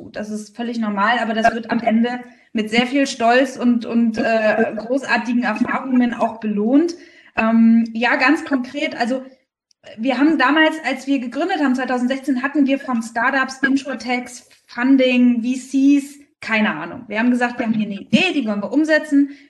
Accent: Berlin, Germany; now in Rostock, Germany; ich bin gar kein gebürtiger Fischkopf, sondern ich komme eigentlich aus Berlin. Aber bin ja 2014 nach äh, Rostock gezogen

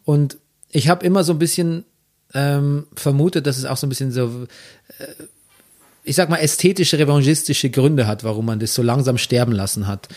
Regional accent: Bavaria, Germany; accent: Bavarian; moved away as an adult; also born or lived in Regensburg / Munich; now in Berlin, Germany; In München habe ich noch äh, wirklich versucht, auch meinen bayerischen Akzent ein bisschen zu unterdrücken

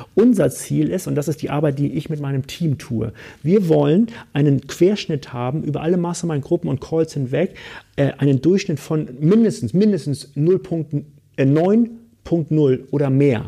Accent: Hamburg, Germany; ich komme aus Hamburg

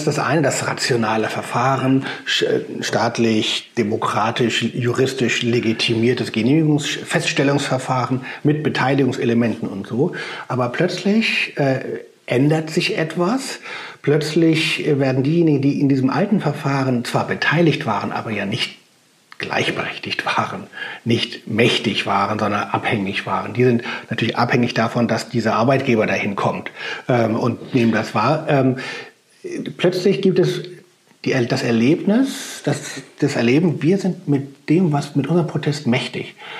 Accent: Germany; als Deutscher

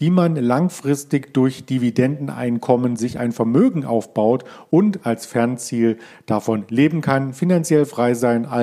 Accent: Berlin area, Germany; Wir kommen ja beide hier aus dem Hauptstadtumkreis letzten Endes.

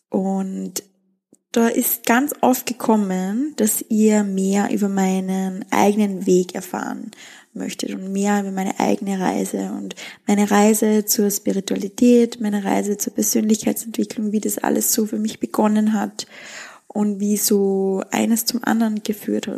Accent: Styria, Austria; also born or lived in Wieselburg / Seoul; Wir sind in den Bergen aufgewachsen, in der Steiermark, in einem sehr, sehr, sehr, sehr, sehr kleinen Dorf

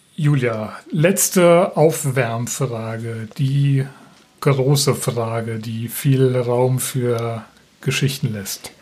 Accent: Rheingau-Taunus, Hesse, Germany; now in Schleswig, Germany; Ich bin ja ein, ein Kind des Rheingau-Taunus

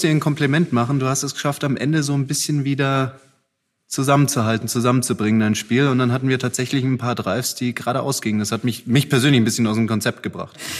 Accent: Heidelberg area, Baden-Württemberg, Germany; Ich komme ja aus dem Heidelberger Raum

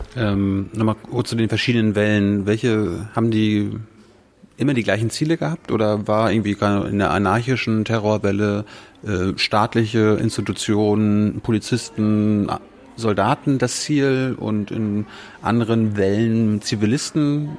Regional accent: Germany; wir sind in Deutschland, wir sind Deutsche

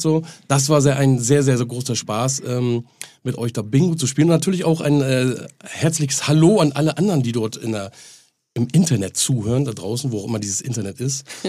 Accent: Henstedt-Ulzburg, Schleswig-Holstein, Germany; moved away; also born or lived in Hamburg; an meine äh, Geburtsstadt, Heinstedt-Ulzburg

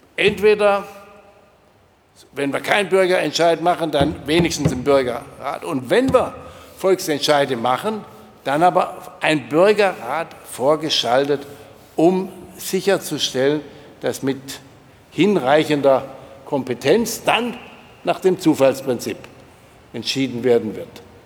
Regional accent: near Rottweil, Baden-Württemberg, Germany; ich komme ja auch aus der Nähe von Rottweil

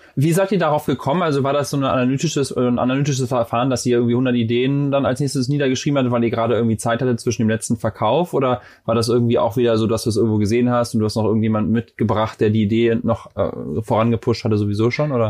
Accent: Germany; moved away as an adult; now in United States; als Deutscher, der hier hingezogen ist, ist ja mittlerweile auch schon vor acht Jahren

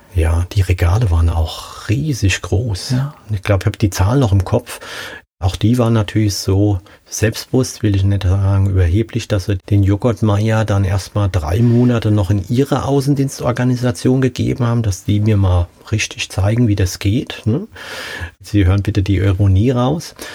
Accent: Hesse, Germany; ich als Hesse

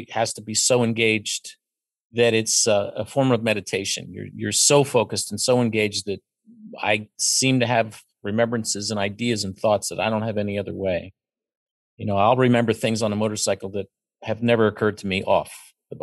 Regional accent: Pennsylvania, United States; I was raised in Pennsylvania and went to university in Pennsylvania and raised a child here. I've always lived here.

